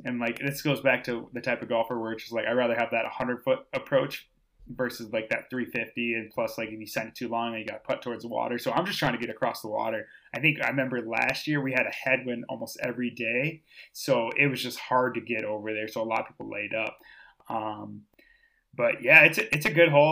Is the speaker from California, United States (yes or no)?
no; Austin, Minnesota, United States; I grew up in Austin, Minnesota. So Spam Town, U S A.